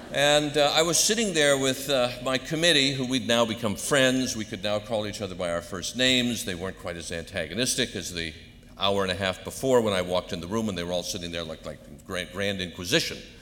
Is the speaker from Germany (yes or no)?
no; Hartford, Connecticut, United States; a young kid growing up in Connecticut, especially next door to the Hartford Theological Seminary